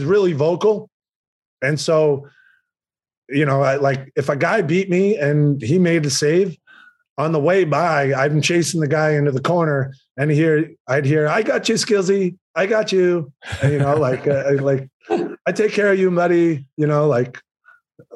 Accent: Boston, Massachusetts, United States; moved away as an adult; now in Nashville, United States; I was from Boston, too

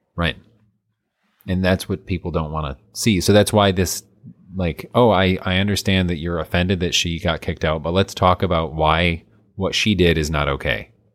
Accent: United States; I'm American

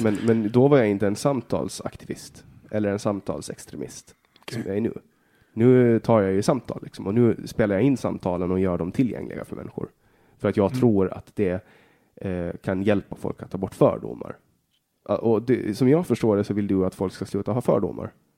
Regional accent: Åland Islands; Jag är född på Åland och bara Åland

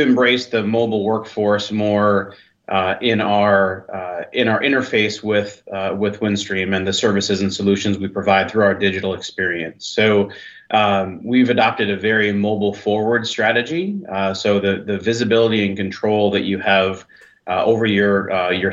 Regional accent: Minnesota, United States; now in Washington State, United States; I grew up in Minnesota, so I'm just used to being Southern Canada

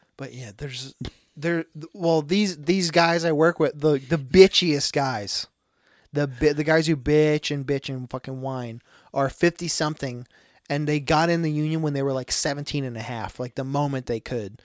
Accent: United States; moved away; I'm from Willow Run

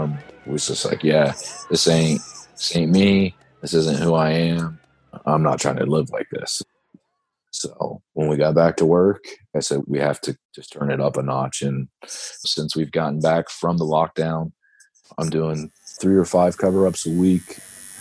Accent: Ohio, United States; my home state of Ohio

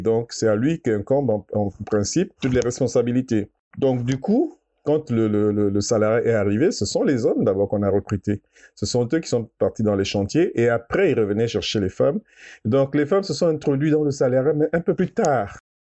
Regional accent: Gabon; Chez nous, au Gabon

